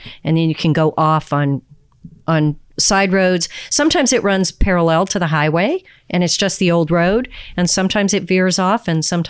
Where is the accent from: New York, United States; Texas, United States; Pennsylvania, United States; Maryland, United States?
Texas, United States; Austin; I'm from Austin, Texas